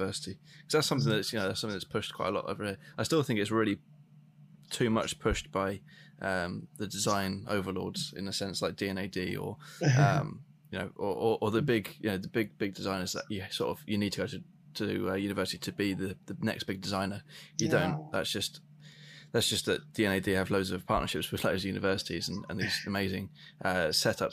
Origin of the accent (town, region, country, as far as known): United Kingdom